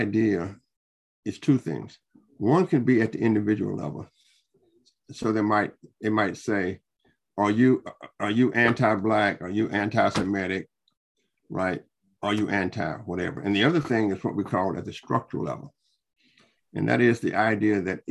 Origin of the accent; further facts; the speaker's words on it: New Orleans, Louisiana, United States; now in Austin, United States; I'm a Southern boy myself. I'm born in New Orleans.